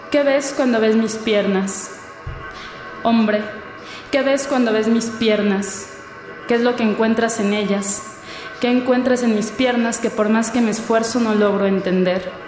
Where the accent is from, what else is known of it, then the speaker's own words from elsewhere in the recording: Naucalpan de Juárez, State of Mexico, Mexico; born there; now in Mexico City, Mexico; tengo 25 años, nací en el Estado de México, en Aucalpan de Juárez, pero actualmente radico en la Ciudad de México, en la Gustavo Madero.